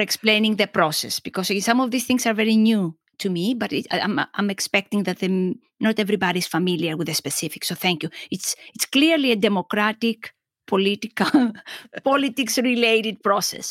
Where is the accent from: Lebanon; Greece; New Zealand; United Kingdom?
Greece; moved away; growing up in Greek culture